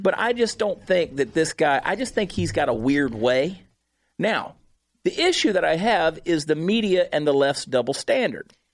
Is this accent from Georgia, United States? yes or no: yes; Augusta, Georgia, United States; moved away; my hometown of Augusta, Georgia.